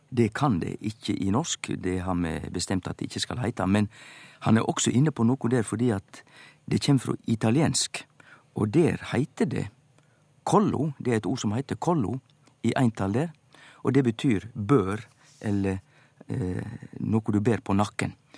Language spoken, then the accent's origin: Norwegian; Western Norway, Norway; eg som vestlending